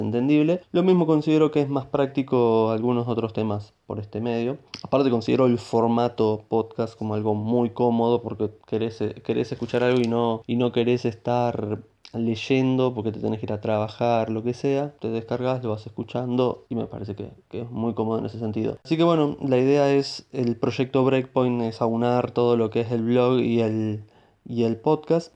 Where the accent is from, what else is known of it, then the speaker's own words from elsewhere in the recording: Buenos Aires, Argentina; soy de Buenos Aires, Argentina